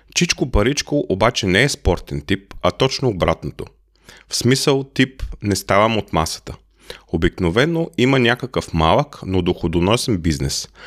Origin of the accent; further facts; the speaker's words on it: Bulgaria; now in Germany; Аз съм българин